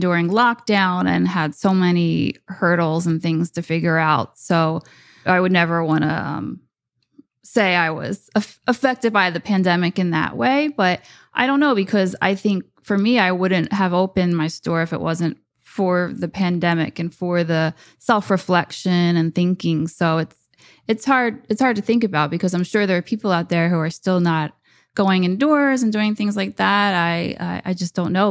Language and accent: English; New Jersey, United States; also born or lived in New York; open a store back in Jersey